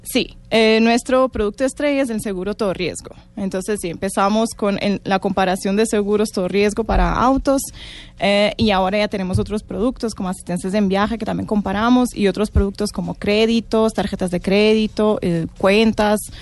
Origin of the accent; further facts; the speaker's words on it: Portugal; Spanish is a second language; moved away as an adult; now in Colombia; Yo soy de Portugal